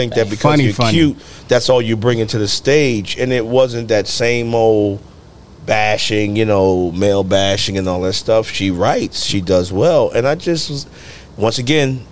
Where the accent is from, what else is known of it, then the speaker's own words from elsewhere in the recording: New Jersey, United States; moved away; also born or lived in Atlanta; I'm originally from Jersey